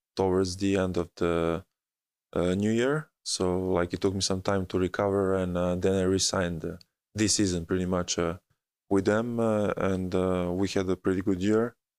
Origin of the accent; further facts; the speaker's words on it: Belgrade, Serbia; moved away; also born or lived in United States; my hometown